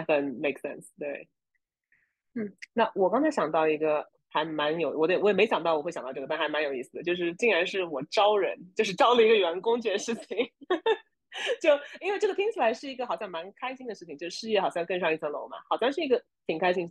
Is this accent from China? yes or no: yes; China; now in United States; 我们作为中国人听不懂美国